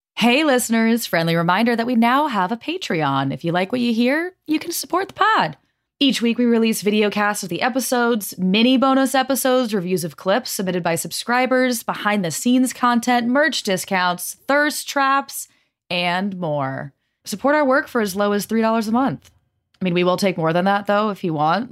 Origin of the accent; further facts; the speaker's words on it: the West, United States; I'm from the West